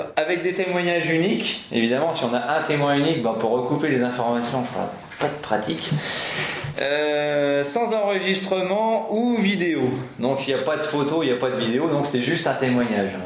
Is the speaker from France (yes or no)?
yes; Picardy, Hauts-de-France, France; comme je suis picard